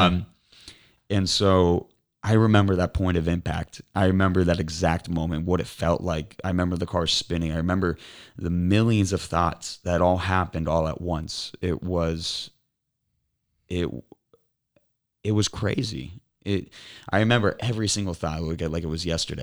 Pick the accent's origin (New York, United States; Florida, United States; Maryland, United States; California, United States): Florida, United States; Cape Coral; now in Naples, United States; I was born and raised in Cape Coral.